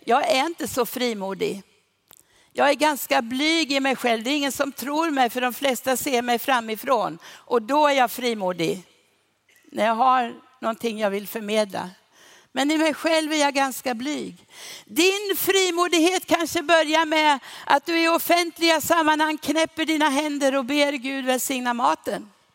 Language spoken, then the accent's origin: Swedish; Sweden; vi i Sverige